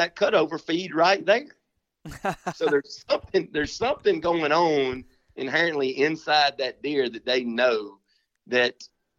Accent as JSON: {"language": "English", "country": "United States", "tie": "born or raised there", "said": "I remember when I was a kid growing up in Panola County, my number one trick during bow season"}